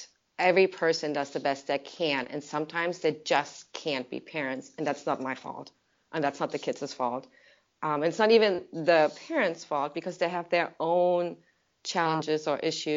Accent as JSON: {"language": "English", "country": "Germany", "moved": "yes", "said": "I'm from Germany, so the culture about alcohol is very different over there"}